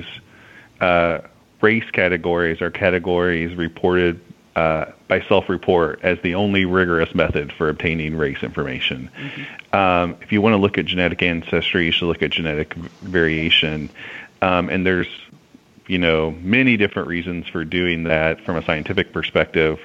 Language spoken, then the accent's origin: English; the South, United States; I'm from the South